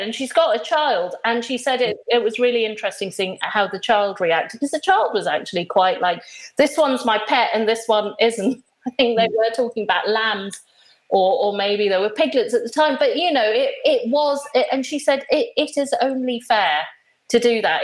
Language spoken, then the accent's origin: English; Nairobi, Kenya; moved away; as a small child, I I grew up in in Kenya, and I used to go to school every day